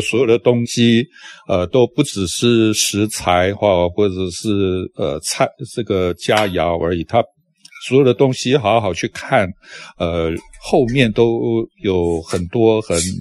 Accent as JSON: {"language": "Chinese", "country": "Taiwan", "said": "我们这些在台湾出生的人"}